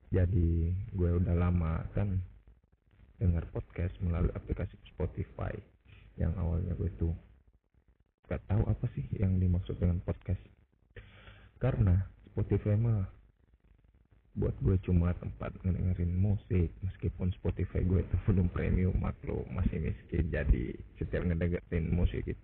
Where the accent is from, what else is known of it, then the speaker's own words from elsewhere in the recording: Makassar, South Sulawesi, Indonesia; now in East Kalimantan, Indonesia; gue asli orang Makassar yang sekarang jadi budak korporat lah di salah satu kota di Kalimantan Timur